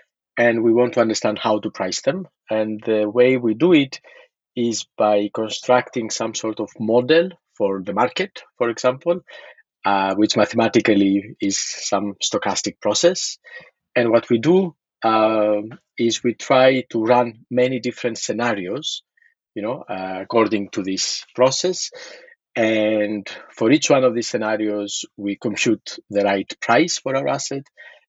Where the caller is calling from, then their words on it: Paris, Île-de-France, France; also born or lived in Berkeley / Cambridge, Massachusetts; Yes, I am calling from Paris.